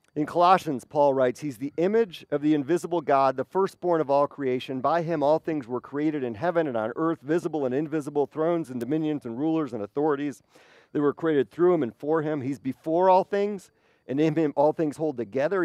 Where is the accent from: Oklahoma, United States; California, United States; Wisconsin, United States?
Wisconsin, United States; moved away; I have great memories of growing up in Wisconsin